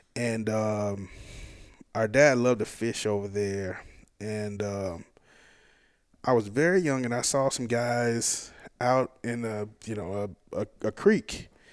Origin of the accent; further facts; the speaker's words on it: South Hinds County, Mississippi, United States; grew up in South Hines County, which is like sort of the Pine Hills